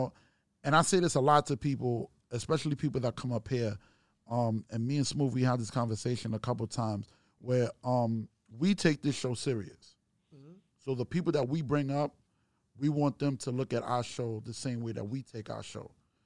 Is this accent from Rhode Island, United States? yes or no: no; New York City, New York, United States; I'm from, you know, Brooklyn, Queens